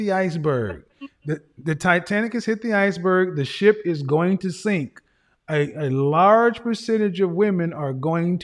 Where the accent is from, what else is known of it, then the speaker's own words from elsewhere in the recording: Oklahoma, United States; I'm from Oklahoma.